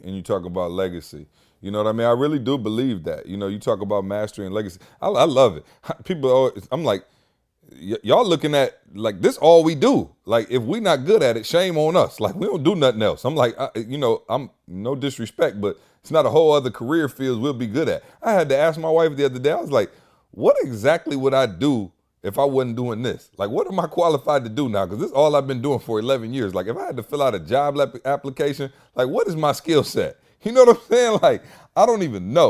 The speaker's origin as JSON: {"language": "English", "region": "Michigan", "country": "United States", "moved": "yes", "lives_now": "Atlanta, United States", "said": "I'm from Michigan."}